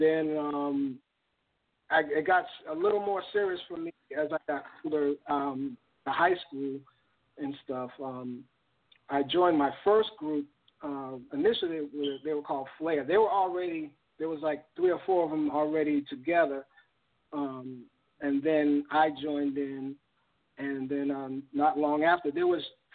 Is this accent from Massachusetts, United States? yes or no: yes; Boston, Massachusetts, United States; also born or lived in Ohio; I was born in Ohio in 1968, but I was raised in Boston